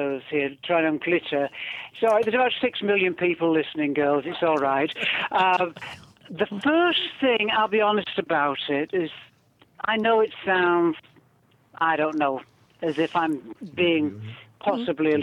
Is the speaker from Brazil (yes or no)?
no; the north of England, United Kingdom; accent: northern English; my northern English accent